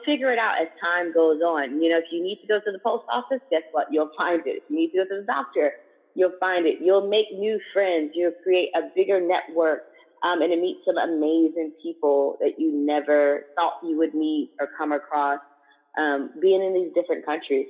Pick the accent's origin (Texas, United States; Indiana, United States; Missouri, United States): Indiana, United States; Indianapolis; moved away as an adult; also born or lived in Thailand / Malaysia; now in Cape Town, South Africa; I am originally from Indianapolis, Indiana, and currently I live in Cape Town, South Africa